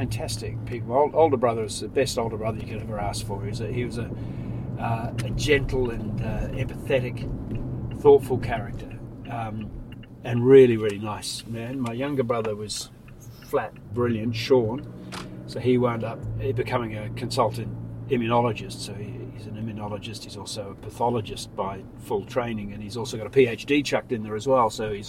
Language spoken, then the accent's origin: English; Sri Lanka; I was born in Sri Lanka. I was born in the hill country.